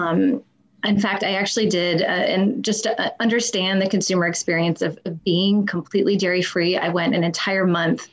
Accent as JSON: {"language": "English", "town": "Charlottesville", "region": "Virginia", "country": "United States", "tie": "born or raised there", "moved": "as an adult", "said": "I went to the University of Virginia"}